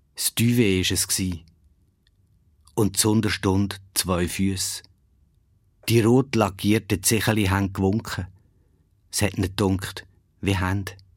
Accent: Ruedertal, Aargau, Switzerland; es ist immer noch das Vokabular vom Rudertal, wo ich aufgewachsen bin

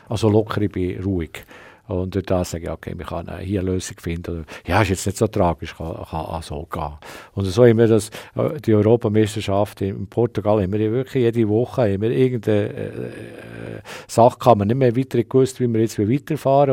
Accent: Switzerland; als Schweizer

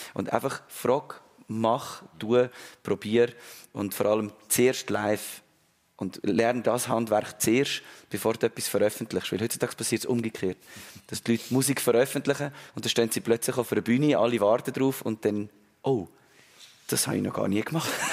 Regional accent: Wohlen, Aargau, Switzerland; Ich bin in, in Wohlen groß geworden, im Aargau

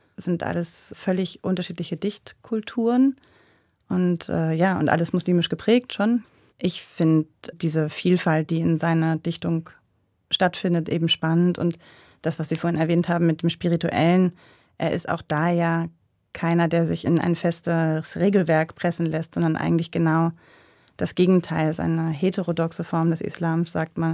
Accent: Buxtehude, Lower Saxony, Germany; moved away as an adult; now in Switzerland; in Buxtehude, wo ich aufgewachsen bin

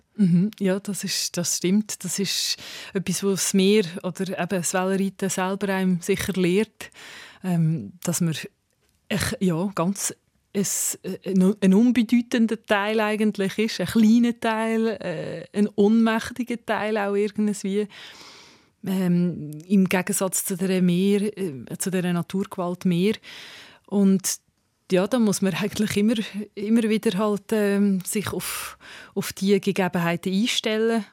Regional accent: Switzerland; Also wir haben das Privileg halt als Schweizer

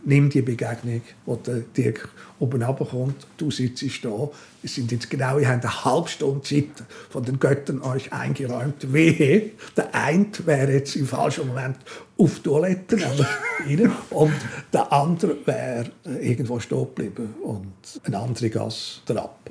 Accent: Switzerland; moved away as an adult; also born or lived in Zürich / Berlin; als Schweizer

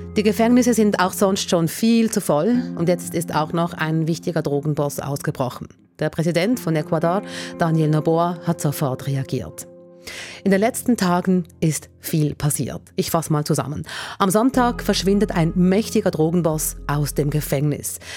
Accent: Switzerland; bei uns in der Schweiz

